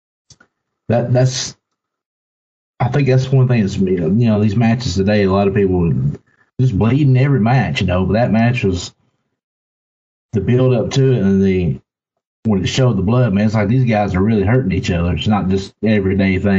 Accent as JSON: {"language": "English", "town": "Chatsworth", "region": "Georgia", "country": "United States", "tie": "born or raised there", "moved": "yes", "said": "growing up in Georgia, the Chatsworth area"}